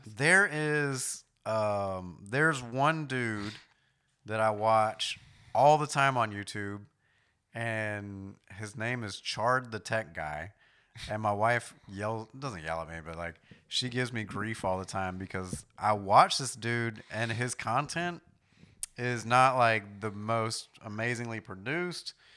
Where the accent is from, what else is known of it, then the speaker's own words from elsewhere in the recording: New York, United States; moved away; I grew up in New York to an extent